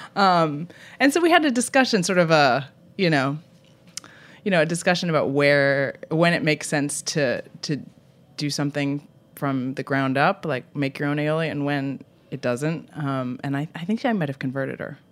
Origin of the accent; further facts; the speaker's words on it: Vermont, United States; moved away as an adult; also born or lived in Boston; now in San Francisco, United States; I grew up in Vermont, uh, and I lived in Boston